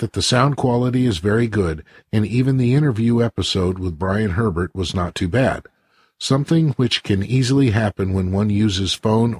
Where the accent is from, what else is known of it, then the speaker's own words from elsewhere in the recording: United States; accent: American; Pardon my American accent